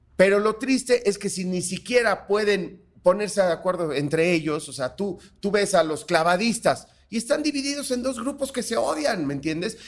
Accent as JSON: {"language": "Spanish", "town": "Cosamaloapan", "region": "Veracruz", "country": "Mexico", "said": "yo soy negro, pero soy de Cosamaloapan, Veracruz"}